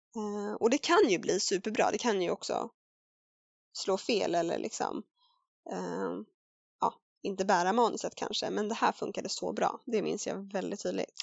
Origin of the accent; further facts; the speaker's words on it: Värmdö, Stockholm County, Sweden; barnteater lokalt sådär på Värmdö där jag växte upp